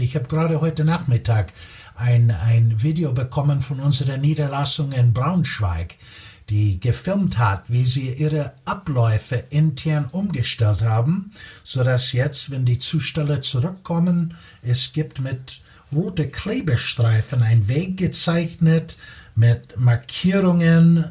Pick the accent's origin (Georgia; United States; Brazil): United States; Chicago, Illinois; German is a second language; moved away as an adult; also born or lived in Munich, Germany / Italy / Spain / Belgium; now in Germany; Ich bin, äh, wie man wahrscheinlich schon hört, gebürtiger Amerikaner, komme aus Chicago.